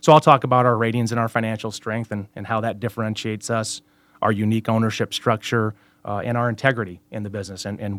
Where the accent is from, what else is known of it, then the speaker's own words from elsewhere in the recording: Cedar Rapids, Iowa, United States; I'm from Cedar Rapids, Iowa, just east a couple hours here of Des Moines. Born and raised, graduated from Cedar Rapids Prairie High School